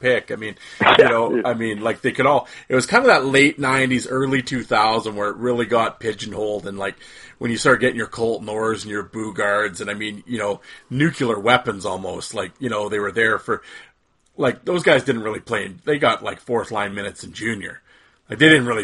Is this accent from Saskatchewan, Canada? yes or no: yes; Saskatoon, Saskatchewan, Canada; growing up in Saskatoon